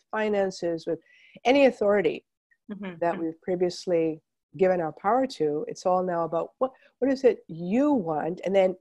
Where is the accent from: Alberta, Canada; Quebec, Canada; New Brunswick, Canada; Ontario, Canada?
Quebec, Canada; Montreal; I was growing up in Montreal